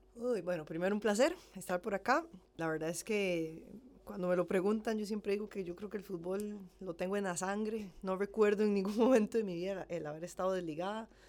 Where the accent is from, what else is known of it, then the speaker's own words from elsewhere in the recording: San Ramón, Alajuela, Costa Rica; moved away as an adult; now in Heredia, Costa Rica; Soy de San Ramón, de La Juela, tengo 33 años, eh, nací allá, y a los 18 me pasé a vivir a Heredia